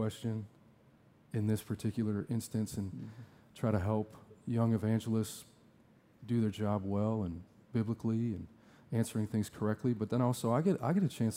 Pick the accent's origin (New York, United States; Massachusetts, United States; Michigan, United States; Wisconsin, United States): Wisconsin, United States; Sheboygan; moved away as an adult; also born or lived in Tucson, Arizona / Fort Collins, Colorado; I grew up here in Sheboygan and went to Southside Alliance